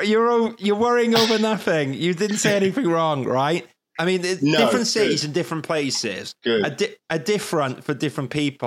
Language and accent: English; Wales, United Kingdom; But being Welsh was brilliant because everyone up north bloody loved me.